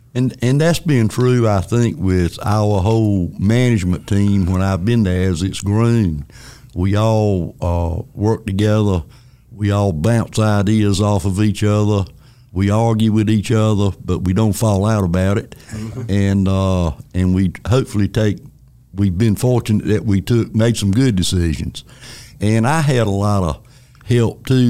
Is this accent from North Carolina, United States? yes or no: yes; Elm City, North Carolina, United States; I grew up in Elm City, North Carolina, which is a little town between Wilson and Rocky Mount on 301.